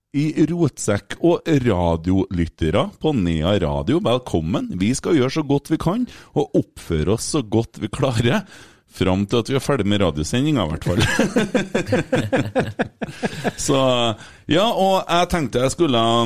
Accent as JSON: {"language": "Norwegian", "town": "Bjugn", "region": "Trøndelag", "country": "Norway", "said": "jeg er jo fra Bjugn"}